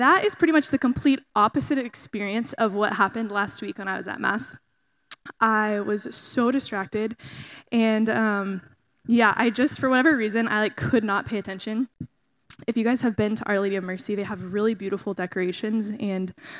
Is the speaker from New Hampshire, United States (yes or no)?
no; Texas, United States; moved away as an adult; now in Louisiana, United States; I am originally from Texas, but I moved here to Louisiana in July